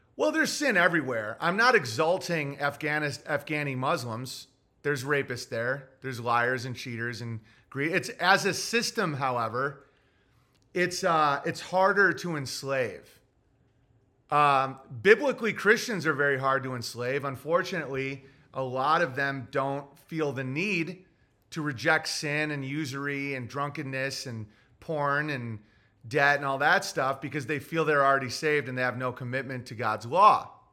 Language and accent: English; United States; as an American